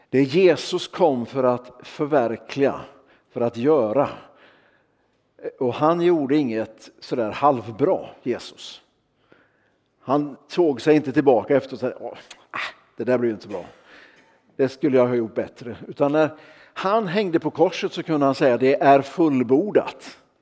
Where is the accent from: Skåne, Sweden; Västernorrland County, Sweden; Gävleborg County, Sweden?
Västernorrland County, Sweden; Örnsköldsvik; jag kommer ifrån Örnsköldsvik